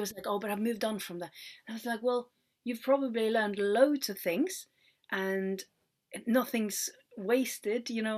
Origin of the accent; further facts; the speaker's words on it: Norway; moved away; we do kind of like an international baccalaureate in Norway